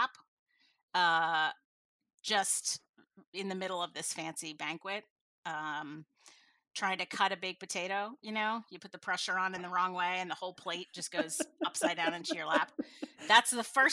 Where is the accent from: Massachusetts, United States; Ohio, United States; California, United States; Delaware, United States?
Delaware, United States; I grew up in Delaware